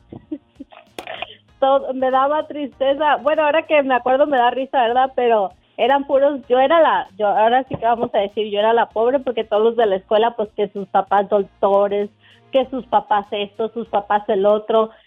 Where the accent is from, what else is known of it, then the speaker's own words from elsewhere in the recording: Mexico; yo soy mexicana